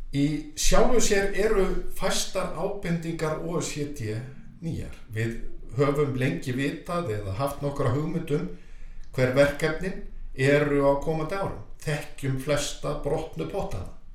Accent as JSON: {"language": "Icelandic", "country": "Iceland", "said": "við Íslendingar"}